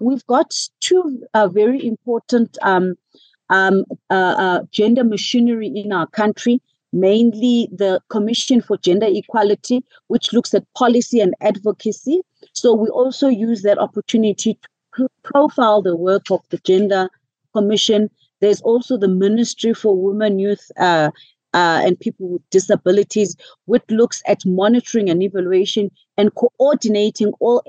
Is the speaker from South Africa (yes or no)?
yes; South Africa; first language isiXhosa; English is a second language; So, I mean, in my native language, in isiXhosa, there is a phrase